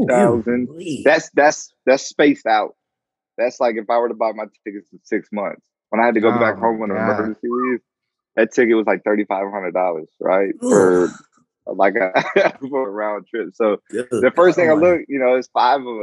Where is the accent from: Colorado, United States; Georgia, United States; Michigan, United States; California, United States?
Georgia, United States; moved away as an adult; now in Guam; I came from Georgia, right? So all my family's down there